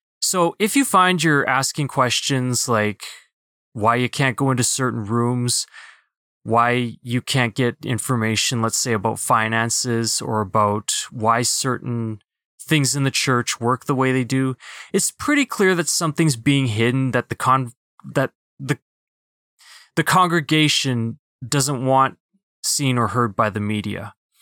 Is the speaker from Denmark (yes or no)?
no; Philippines; Being a Filipino, that was, it was a little bit easier for me to kind of mask my Asian part.